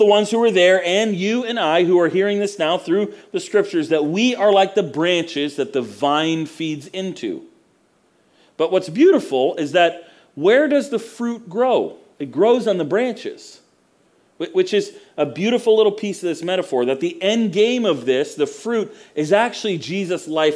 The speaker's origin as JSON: {"language": "English", "region": "Florida", "country": "United States", "tie": "born or raised there", "also_born_or_lived": "Mount Dora, Florida", "said": "I grew up in Florida where there's orange groves everywhere"}